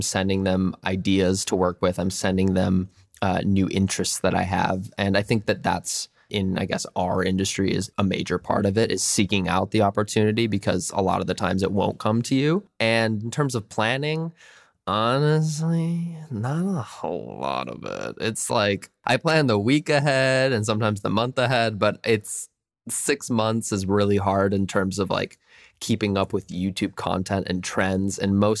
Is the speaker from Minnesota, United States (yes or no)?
yes; Minnesota, United States; I think I'm so glad I grew up as a Minnesotan, and I'm really glad that I still have my Midwestern family and friends